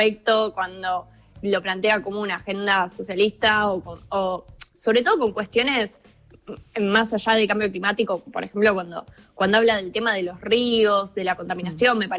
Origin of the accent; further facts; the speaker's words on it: Argentina; algo que surge mucho es como Argentina, porque esto es algo que se tiene que pensar como prioritario cuando no somos los principales emisores globales